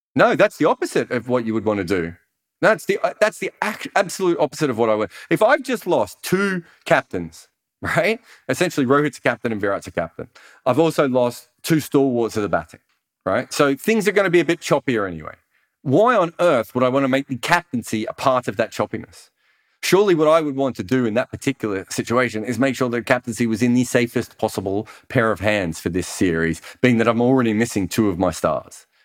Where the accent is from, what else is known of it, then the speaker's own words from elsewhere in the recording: Australia; as an Australian